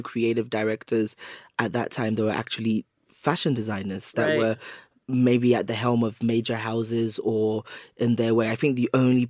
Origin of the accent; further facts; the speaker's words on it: United Kingdom; also born or lived in Lagos, Nigeria; I was born and raised here